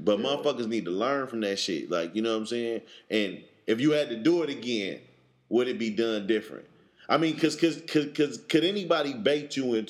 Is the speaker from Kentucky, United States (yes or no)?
no; Oakland, California, United States; I'm a nigga, I'm from Oakland.